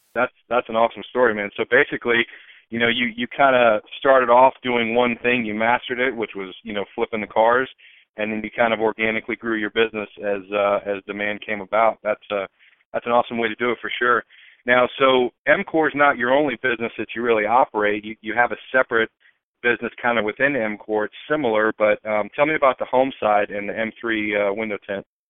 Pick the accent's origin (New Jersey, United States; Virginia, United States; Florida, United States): Florida, United States; Tampa; I was born and raised in Tampa.